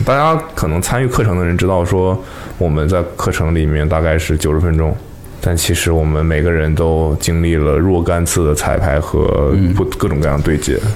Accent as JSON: {"language": "Chinese", "region": "Northeast China", "country": "China", "tie": "born or raised there", "moved": "yes", "said": "过年回家都是东北的冬天"}